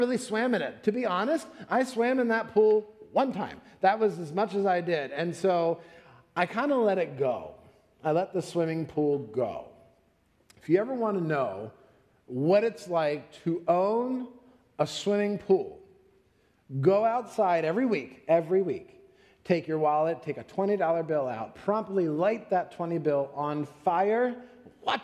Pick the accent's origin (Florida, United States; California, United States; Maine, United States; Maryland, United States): Florida, United States; moved away; I'm from Florida